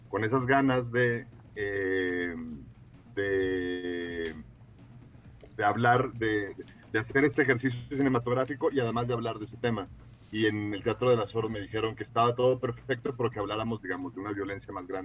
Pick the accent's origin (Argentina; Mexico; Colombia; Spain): Mexico; born there; y mi padre es guatemalteco y yo nací en México